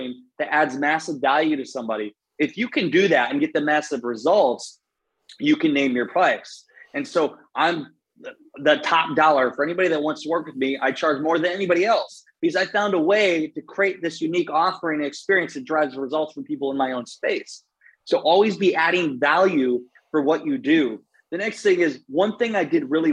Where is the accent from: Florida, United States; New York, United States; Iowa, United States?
Iowa, United States; now in St. Petersburg, United States; I'm from Iowa, grew up in the cornfields in Iowa